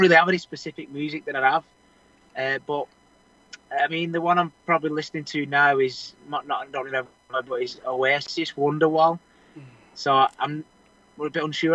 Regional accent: Wigan, North West England, United Kingdom; I was brought up wrestling in Wigan

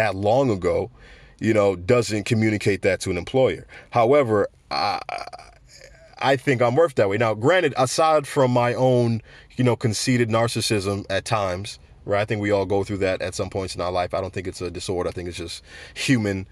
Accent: United States; I grew up in America

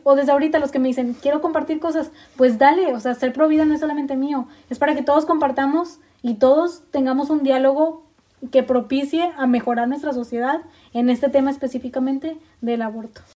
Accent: Mexico; como buena mujer mexicana

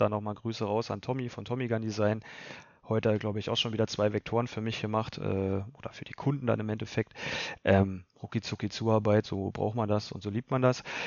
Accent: Lusatia, Spremberg/Cottbus region, Brandenburg, Germany; wir kommen ja alle aus der Lausitz, Region Spremberg, Cottbus und so weiter

